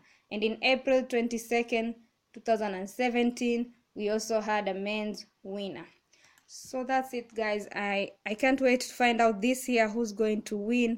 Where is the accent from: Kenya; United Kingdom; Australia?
Kenya; I'm from Kenya